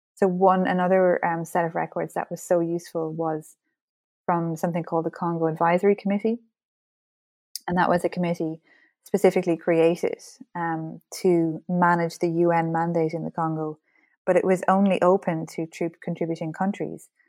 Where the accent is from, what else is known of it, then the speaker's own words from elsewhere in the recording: Ireland; as an Irish person, history is very much part of our identity and our culture, so I certainly grew up, uh, surrounded by, um, books